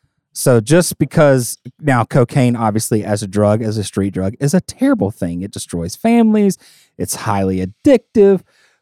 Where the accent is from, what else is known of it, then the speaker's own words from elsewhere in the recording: Southern United States, United States; I grew up in the South, but I am not a super friendly Southerner.